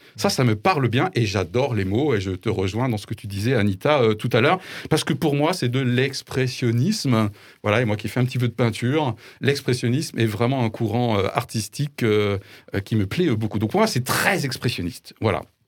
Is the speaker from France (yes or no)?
yes; France; en tant que Français, entre guillemets, euh, classique peut-être, 51 ans, blanc